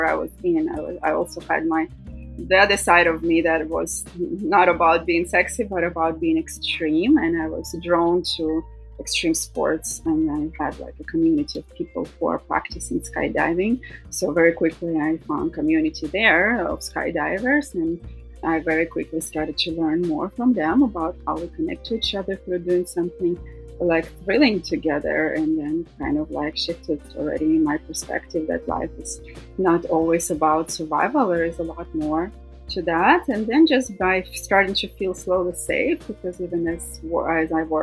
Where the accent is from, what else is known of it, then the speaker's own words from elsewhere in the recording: Russia; moved away as an adult; also born or lived in Thailand; now in United States; growing up in Russia